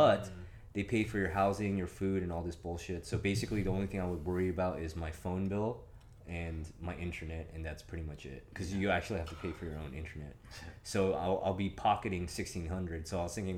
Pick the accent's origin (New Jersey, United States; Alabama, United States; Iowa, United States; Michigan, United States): Iowa, United States; now in Okinawa, Japan; I thought I was going to end up somewhere in the West Coast because I'm from Iowa.